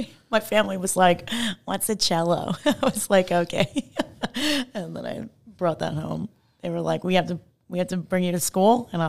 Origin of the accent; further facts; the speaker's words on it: Long Island, New York, United States; moved away as an adult; now in Texas, United States; I'm from Long Island.